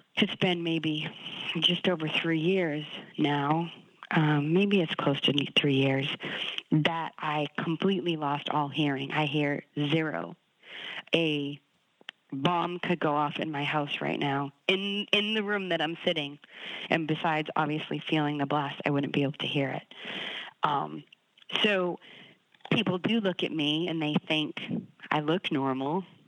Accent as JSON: {"language": "English", "town": "Boston", "region": "Massachusetts", "country": "United States", "said": "I'm from Boston, so New England sports is in my blood"}